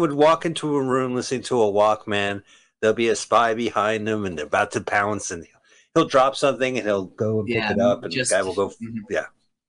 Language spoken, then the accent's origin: English; Montclair, New Jersey, United States; We're from Montclair, New Jersey